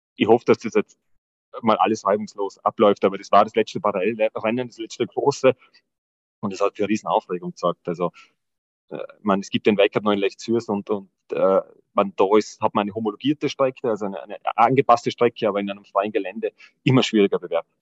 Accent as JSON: {"language": "German", "region": "Tyrol", "country": "Austria", "said": "bei uns in Tirol"}